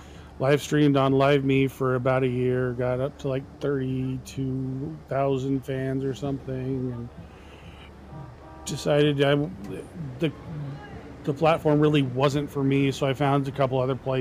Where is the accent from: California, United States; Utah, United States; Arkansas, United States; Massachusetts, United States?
California, United States; Northern; also born or lived in Chattanooga, Tennessee; I'm from Chattanooga, Tennessee. Grew up out in California, though. That's why I don't have the accent